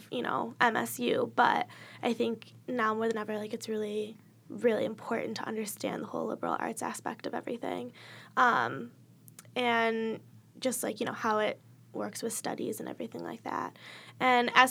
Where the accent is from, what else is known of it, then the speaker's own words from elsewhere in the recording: Illinois, United States; moved away as an adult; now in East Lansing, United States; I'm from Illinois